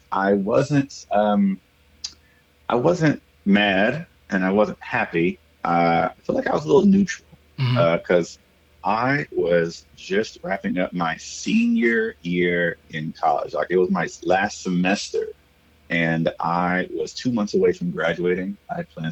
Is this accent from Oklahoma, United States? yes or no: yes; Okmulgee, Oklahoma, United States; moved away as an adult; also born or lived in Norman, Oklahoma; now in Austin, United States; I was born in a small little country town just south of Tulsa called Okmulgee. Yes, Okmulgee, O-K-M-U-L-G-E-E. I was born and raised there.